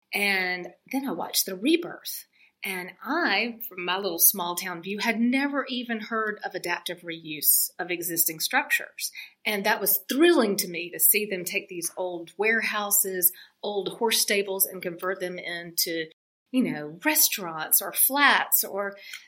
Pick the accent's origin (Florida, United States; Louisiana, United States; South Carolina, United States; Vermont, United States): South Carolina, United States; now in North Carolina, United States; as a young girl growing up in South Carolina